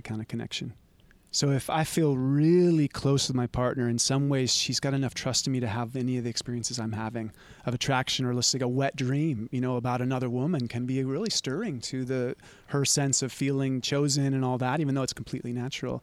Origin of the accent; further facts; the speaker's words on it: Santa Cruz, California, United States; growing up around Santa Cruz. And it's rough here.